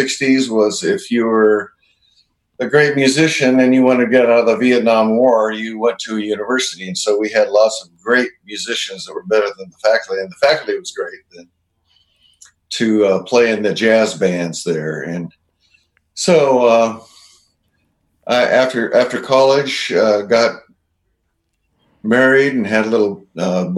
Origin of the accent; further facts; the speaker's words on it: Seattle, Washington, United States; I grew up in Seattle